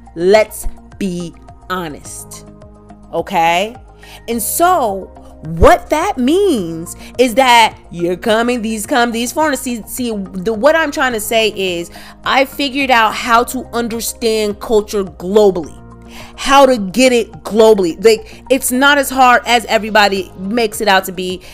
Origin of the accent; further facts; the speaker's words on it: Midwest, United States; first language English; we're both Americans, we both grew up in America in our different cities. You know, uh, we we grew up uh, in different states, but the Midwest.